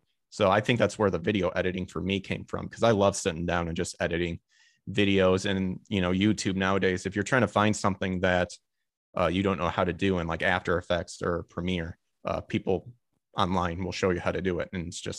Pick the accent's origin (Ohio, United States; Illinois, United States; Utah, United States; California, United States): Illinois, United States; because I'm originally from Illinois, and I went to Northern Illinois University to get that.